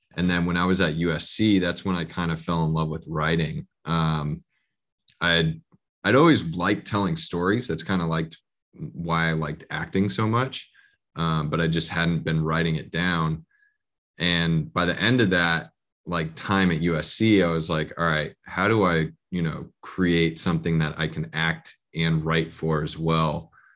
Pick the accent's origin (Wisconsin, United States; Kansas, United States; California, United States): California, United States; Bay Area; now in Los Angeles, United States; I'm originally from the Bay Area, so I grew up a Warrior fan